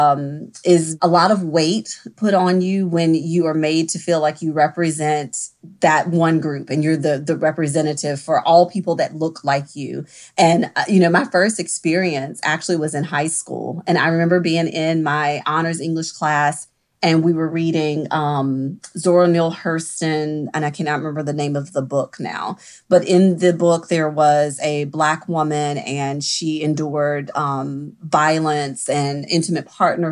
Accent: the South, United States; I am from the South and there is a level of hierarchy that is ingrained in us very early

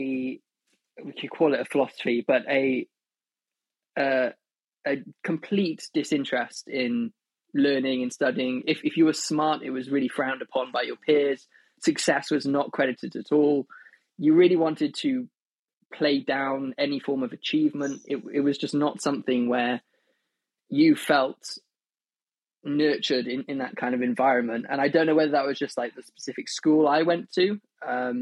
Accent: Wales, United Kingdom; where I grew up in Wales

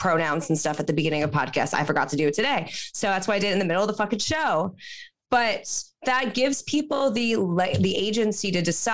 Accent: Long Island, New York, United States; now in New York City, United States; I grew up on Long Island and I live in the New York City now

